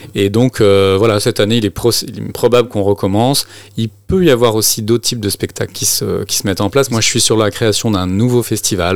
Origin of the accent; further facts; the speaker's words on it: Brittany, France; je suis breton, mais euh, on est deux bretons en fait dans l'association